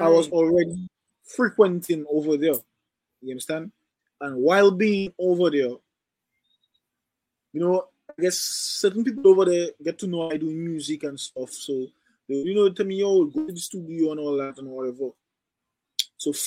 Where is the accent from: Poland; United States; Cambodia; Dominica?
Dominica; first language French; English is a second language; also born or lived in Guadeloupe; I was born in Dominica, but when I was like probably like 1 year old, 1 year old, my uncle took me and bring me to Guadeloupe